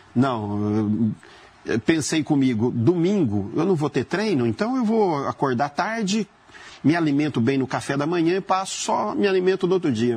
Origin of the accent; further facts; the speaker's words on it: Crisólia, Minas Gerais, Brazil; now in Campinas, Brazil; eu vim da cidade de Minas chamada Crisólia.